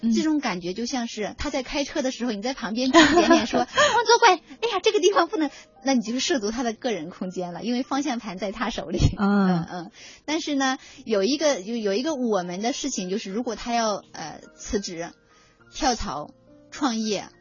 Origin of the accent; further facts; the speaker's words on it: China; 我们中国人